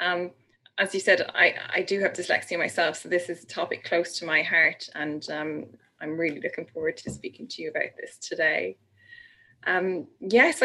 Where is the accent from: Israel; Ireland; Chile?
Ireland; I'm Irish.